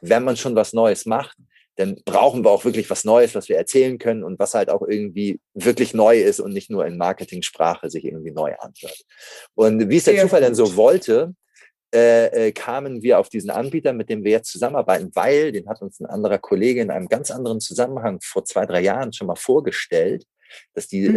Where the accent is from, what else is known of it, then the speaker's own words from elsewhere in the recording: Hamburg, Germany; geboren in Hamburg, hier auch aufgewachsen